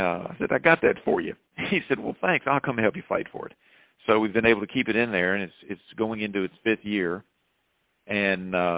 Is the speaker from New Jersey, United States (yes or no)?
no; Salem, Virginia, United States; grew up in Salem, have lived most of my life there